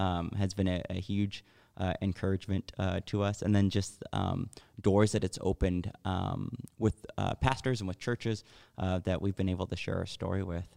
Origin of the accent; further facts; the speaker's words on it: Texas, United States; I grew up in Texas, and everybody in Texas told me that God was real.